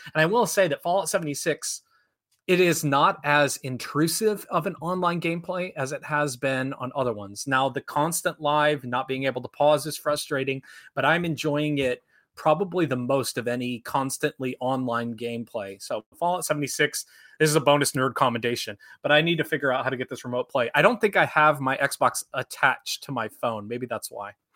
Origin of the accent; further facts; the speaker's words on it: South Dakota and Minnesota, United States; also born or lived in Sioux Falls, South Dakota; where I grew up in South Dakota and Minnesota